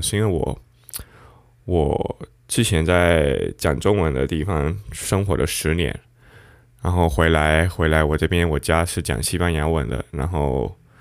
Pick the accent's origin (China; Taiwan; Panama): Panama; 我们西班牙语有一个叫奇诺巴拿马人，我觉得文化上我们就是一个华裔